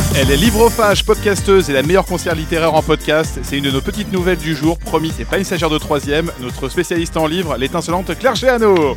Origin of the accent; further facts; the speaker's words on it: Paris, Île-de-France, France; je suis né à Paris, un citadin, un vrai depuis que je suis petit